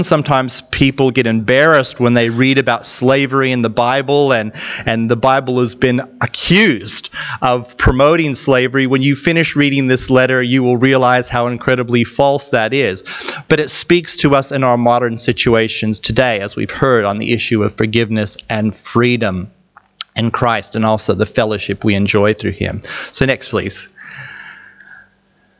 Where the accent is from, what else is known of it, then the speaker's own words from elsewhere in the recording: United States; moved away; I'm from an American background